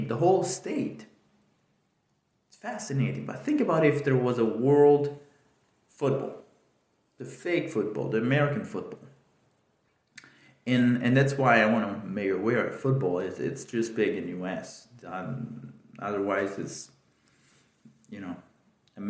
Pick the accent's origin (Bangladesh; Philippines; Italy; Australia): Italy; moved away; I grew up in Italy